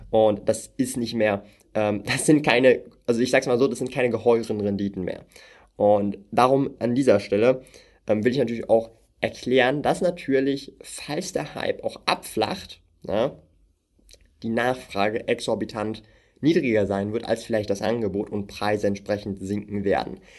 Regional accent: Switzerland; wenn wir in einen Coop oder ein Mikro gehen hier in der Schweiz, ja. Ich komme halt aus der Schweiz, darum, ich gebe euch ein Schweizer Beispiel.

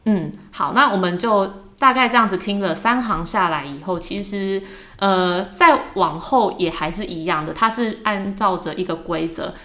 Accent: Taiwan; accent: Taiwanese accent (in English); 我们在学英文的时候也是难免有一些台湾腔啦

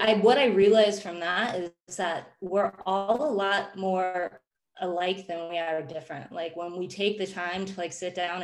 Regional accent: Phoenix, Arizona, United States; moved away as an adult; I grew up in Phoenix, Arizona

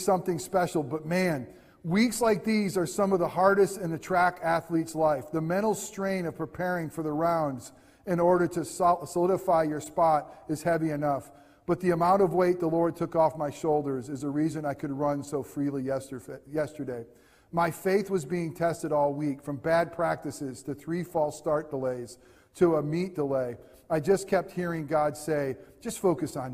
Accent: United States; as an American

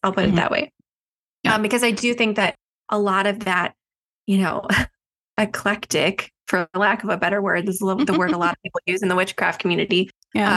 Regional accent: Chicago suburbs, Illinois, United States; I grew up in the Chicago suburbs

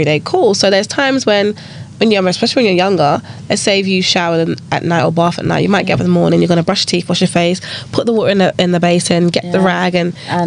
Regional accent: United Kingdom; I myself, I would class myself as British.

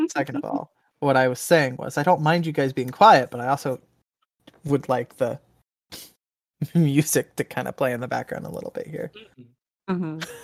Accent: Texas, United States; my home state of Texas

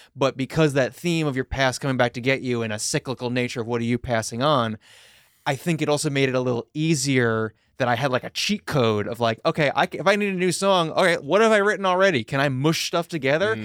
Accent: Long Island, New York, United States; we grew up together on Long Island

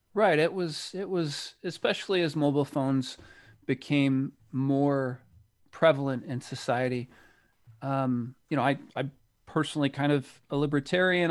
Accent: United States; people can probably tell from my accent that I, I'm from the United States

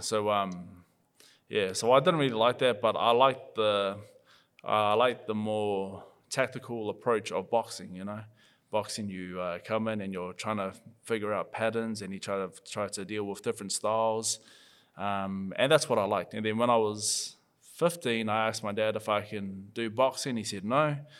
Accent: Papatoetoe, Auckland, New Zealand; I'm from Papakuta

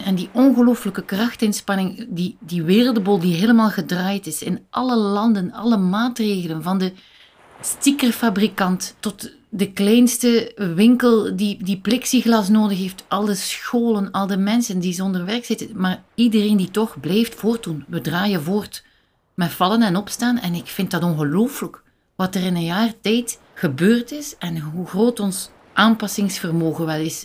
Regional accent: Bruges, Flanders, Belgium; now in Sint-Genesius-Rode, Belgium; ik ben eigenlijk geboren en opgegroeid in Brugge.

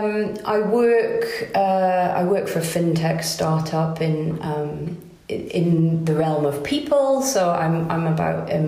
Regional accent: Pembrokeshire, southwest Wales, United Kingdom; moved away as an adult; also born or lived in Edinburgh; now in Carrbridge, United Kingdom; I grew up in Pembrokeshire in southwest Wales

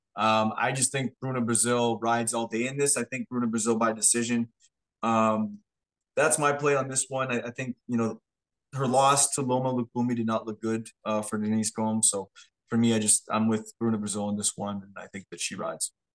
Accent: Canada; we're just from Canada

